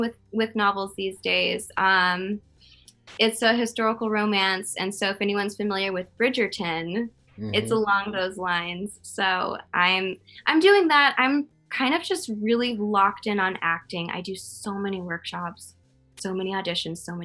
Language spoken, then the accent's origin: English; Connecticut, United States; I'm from Connecticut